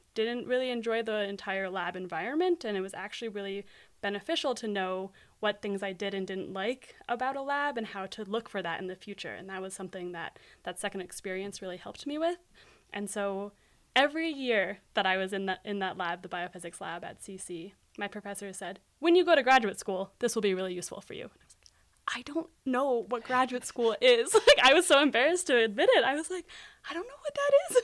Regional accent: Aspen, Colorado, United States; moved away as an adult; now in Berkeley, United States; growing up in Aspen

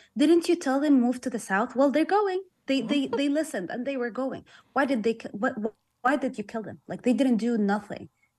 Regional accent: Gaza Strip, Palestine; I'm from Gaza, I cannot visit the occupied Palestine. I've never been there.

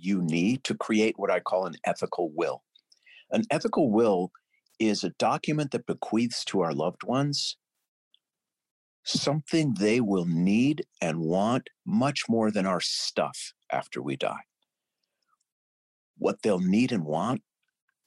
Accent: St. Louis Park, Minnesota, United States; I was born in St. Louis Park, Minnesota in 1960

